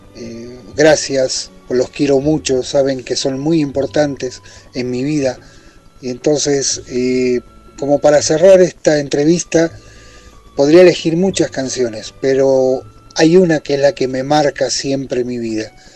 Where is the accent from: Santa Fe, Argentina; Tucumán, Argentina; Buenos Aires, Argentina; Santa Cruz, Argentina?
Buenos Aires, Argentina; born or raised there; moved away as an adult; also born or lived in Italy